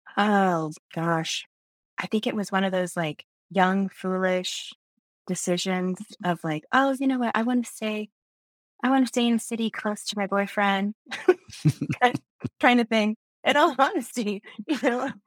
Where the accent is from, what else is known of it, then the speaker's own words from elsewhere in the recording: Indiana, United States; I grew up in, uh, actually a small town in northern Indiana outside of, um, South Bend